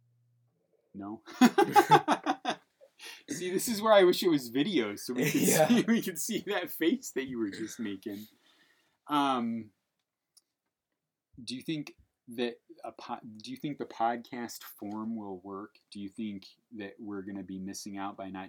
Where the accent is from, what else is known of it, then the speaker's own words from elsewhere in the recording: Portage, United States; We grew up in Portage